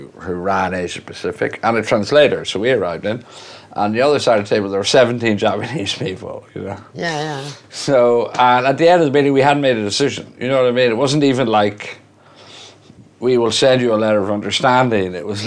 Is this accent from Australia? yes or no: no; Ireland; moved away; also born or lived in France / Italy; I'm Irish